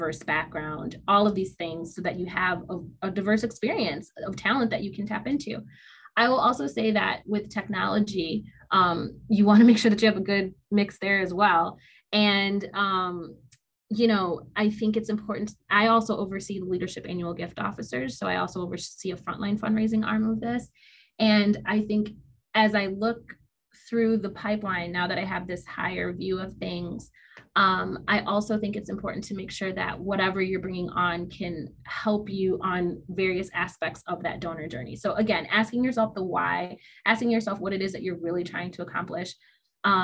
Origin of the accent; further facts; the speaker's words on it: Detroit, Michigan, United States; I'm from Detroit